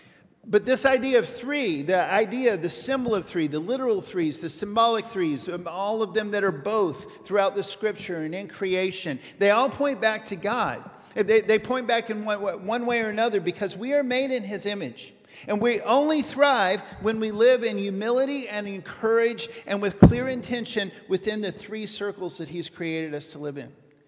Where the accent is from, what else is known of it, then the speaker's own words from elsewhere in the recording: Papua New Guinea; I'm going to start with a short story about me growing up in New Guinea.